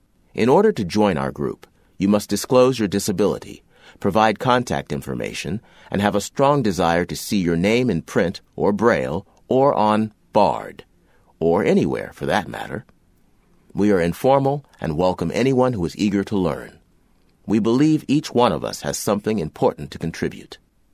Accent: South Dakota, United States; I was born in South Dakota in 1953. I was one of the RLFers and went to the South Dakota School for the Blind and Visually Impaired from kindergarten through my junior year of high school.

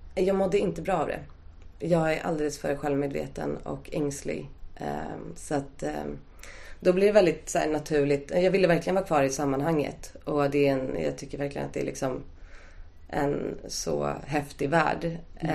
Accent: Stockholm, Stockholm County, Sweden; Jag är uppvuxen på Östermalm

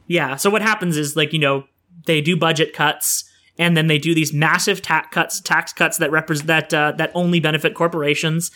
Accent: Sudbury, Ontario, Canada; now in Oshawa, Canada; my hometown of Sudbury

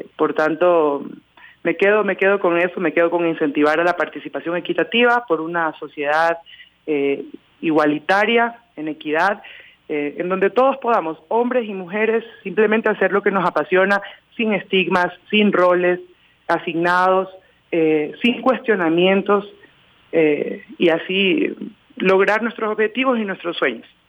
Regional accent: Manabí, Ecuador; also born or lived in Quito; Primero representé a mi provincia, yo soy de Manabí

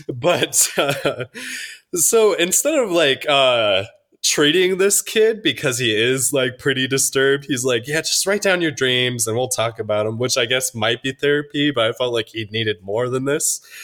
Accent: Minnesota, United States; moved away; I'm from Minnesota

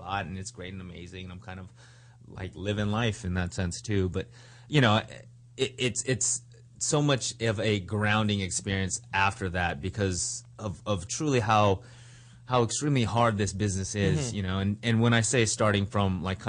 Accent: Los Angeles, California, United States; born or raised there; also born or lived in Berkeley, California

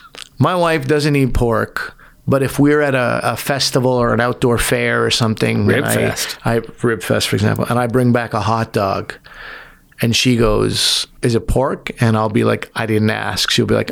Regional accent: the Maritimes, Canada; Like, I'm a Muslim from the Maritimes.

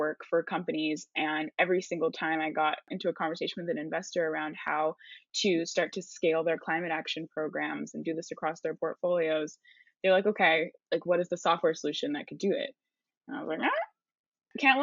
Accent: California, United States; I grew up in California

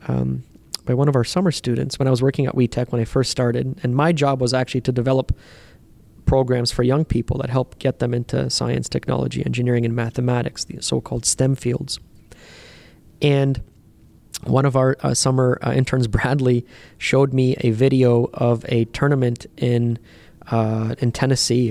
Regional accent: Canada; when they found out that I was from Canada

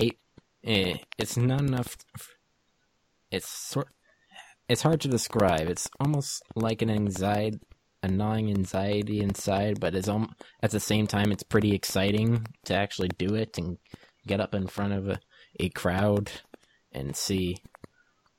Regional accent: Bermuda; moved away as an adult; now in Cape Cod, United States; I'm from Bermuda.

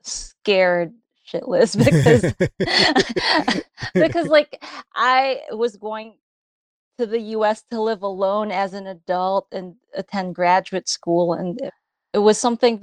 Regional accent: Philippines; accent: Filipino English; moved away as an adult; also born or lived in Newark, Delaware, United States; now in United States; I grew up in the Philippines believing that Filipino English was bad English

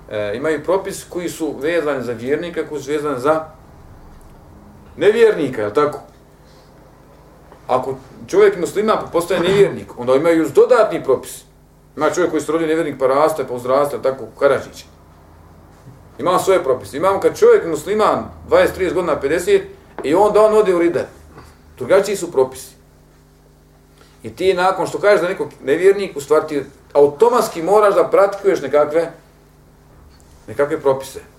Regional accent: Bosnia & Herzegovina; kod nas u Bosni

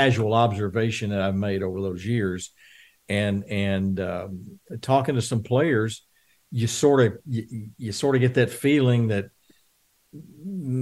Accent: Texas, United States; I grew up on the Houston Colt 45s

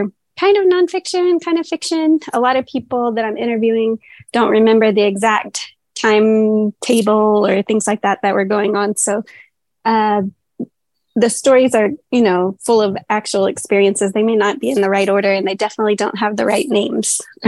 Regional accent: Texas, United States; Yes, actually, in Northwest Texas.

